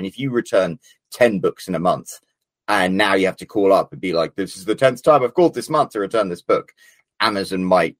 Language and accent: English; Scotland, United Kingdom; I'm Scottish.